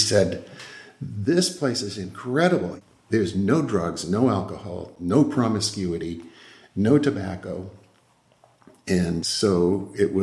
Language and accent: English; Hyannis, Massachusetts, United States; moved away as an adult; also born or lived in West Bridgewater, Massachusetts / Attleboro, Massachusetts / Centerville, Massachusetts; now in Northfield, United States; we settled in Hyannis, where I was pretty much raised from the age of 3 until I left home